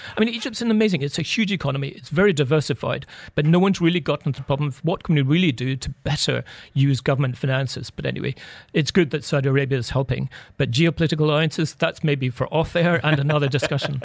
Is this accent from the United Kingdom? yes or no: yes; United Kingdom; we're both British